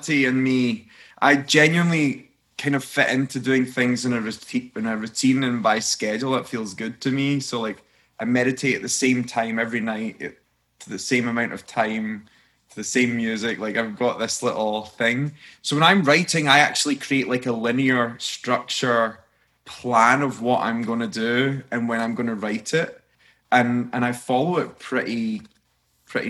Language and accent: English; Scotland, United Kingdom; I'm a Scotsman